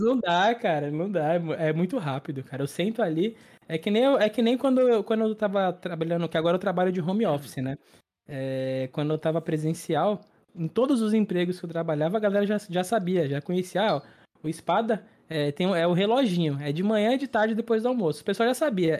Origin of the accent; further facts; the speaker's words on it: Santos, São Paulo, Brazil; also born or lived in São Vicente; eu sou natural é, de Santos, litoral de São Paulo, e moro em Santos, litoral de São Paulo